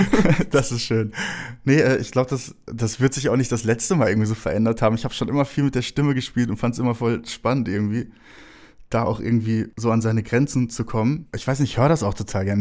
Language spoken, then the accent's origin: German; Herne, North Rhine-Westphalia, Germany; moved away; bin in Wanne-Eickel geboren